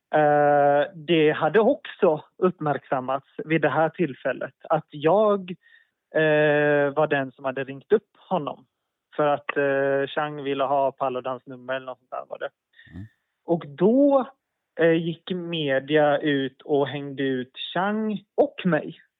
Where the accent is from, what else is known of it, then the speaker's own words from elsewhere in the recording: Gothenburg, Västra Götaland, Sweden; moved away as an adult; jag växte upp i Örgryte i Göteborg.